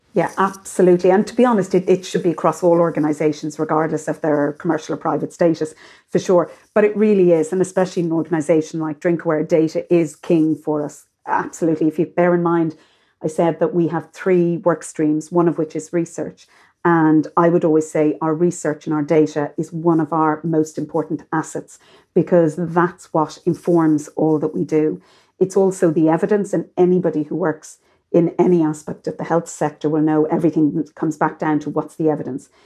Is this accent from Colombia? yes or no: no; Ireland